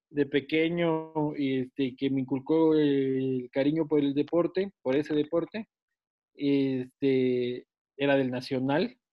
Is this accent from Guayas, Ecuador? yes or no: no; Quito, Pichincha, Ecuador; porque soy pues, de Quito.